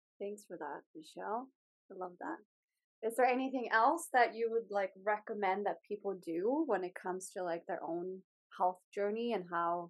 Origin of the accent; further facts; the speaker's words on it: Sweden; also born or lived in Australia; now in Canada; when I moved to Canada. Like, I'm from Sweden, then I moved to Australia, and then I moved to Canada.